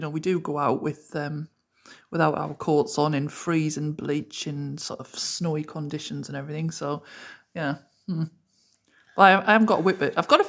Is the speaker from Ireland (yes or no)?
no; Durham, North East England, United Kingdom; accent: Geordie; also born or lived in Midlands; I'm from Durham. But really, I could be classed as a pit yakker. I don't want to be a Mackham.